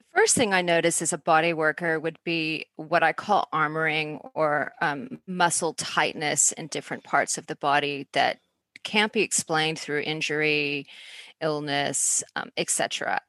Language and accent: English; Atlanta, Georgia, United States; moved away as an adult; now in Australia; Well, I'm in Australia, although I grew up in Atlanta